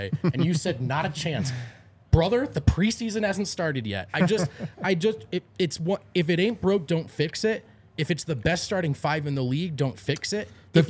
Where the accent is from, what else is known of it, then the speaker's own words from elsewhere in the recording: New Jersey, United States; I'm from New Jersey.